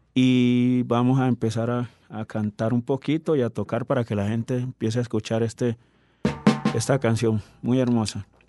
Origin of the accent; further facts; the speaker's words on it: San Juan region, Chocó, Colombia; moved away as an adult; also born or lived in Quibdó / Juradó; now in Bahía Solano, Colombia; Somos de raíces del San Juan, Ismina, Andagoya, Condoto